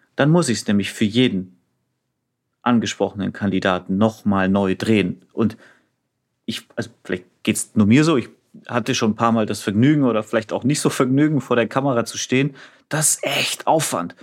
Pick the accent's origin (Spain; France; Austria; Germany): Germany; Franconia, Bavaria; Bin Franke